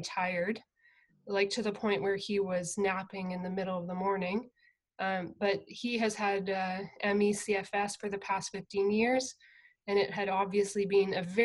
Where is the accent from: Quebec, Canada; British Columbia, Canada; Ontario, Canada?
Ontario, Canada; near London, southern; I grew up on a farm in southern Ontario, about half an hour outside of London